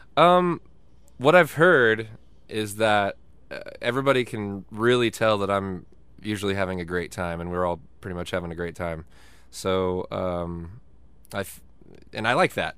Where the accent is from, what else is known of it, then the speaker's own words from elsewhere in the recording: Dallas, Texas, United States; that's my hometown